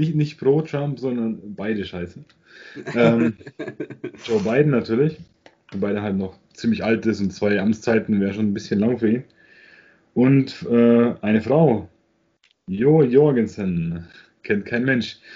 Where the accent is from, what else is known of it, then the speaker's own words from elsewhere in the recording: Germany; bei uns in Deutschland